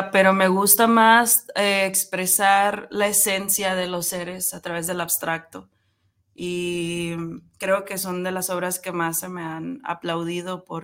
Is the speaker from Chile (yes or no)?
no; Nogales, Sonora, Mexico; also born or lived in Hermosillo; now in Guadalajara, Mexico; Yo no soy de aquí, eh, soy de, Sonora. soy de Nogales, Sonora.